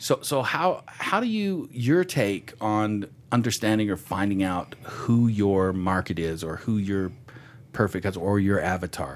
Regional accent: Texas, United States; I'm from Texas too.

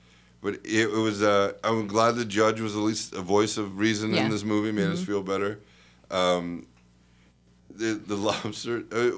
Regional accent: London, United Kingdom; I was born in London.

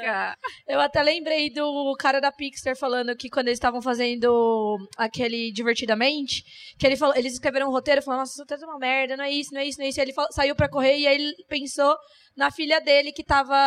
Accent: Mato Grosso, Brazil; now in Santa Maria, Brazil; Eu tô morando em Santa Maria, mas na real eu sou do Mato Grosso

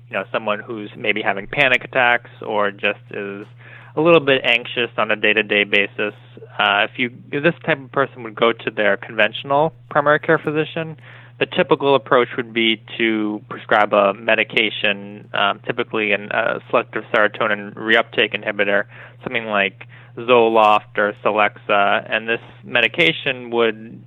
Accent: Sharon, Massachusetts, United States; I grew up in Massachusetts. I'm from Sharon, Massachusetts.

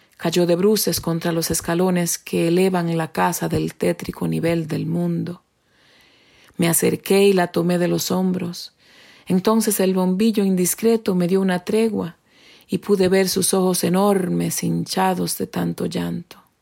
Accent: Dominican Republic; first language Spanish; now in New Hampshire, United States; soy dominicana y resido en New Hampshire, Estados Unidos.

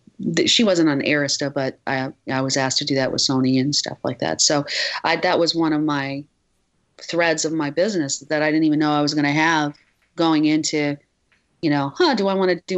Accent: Midwest, United States; I grew up in the Midwest, and it was just, I think the energy would have been too much for, I had a house, and I, you know, deer would go in my backyard

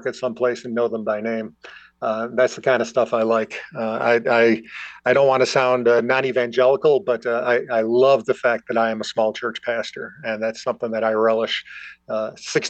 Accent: Buffalo, New York, United States; moved away as an adult; now in Watertown, United States; my hometown in Buffalo

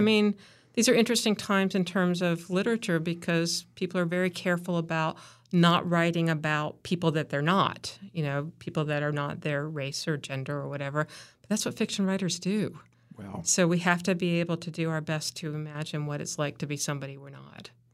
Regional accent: Chapel Hill, North Carolina, United States; also born or lived in Raleigh, North Carolina; So I was actually living in Raleigh. We moved to Chapel Hill just before I started sixth grade

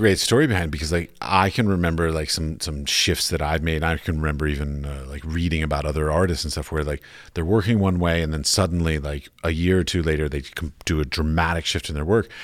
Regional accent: United States; moved away as an adult; I come from the United States

